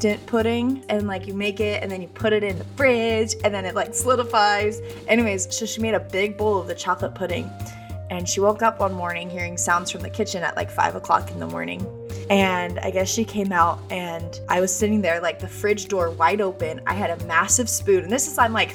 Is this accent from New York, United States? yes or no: no; Boise, Idaho, United States; now in Nashville, United States; I'm from Idaho originally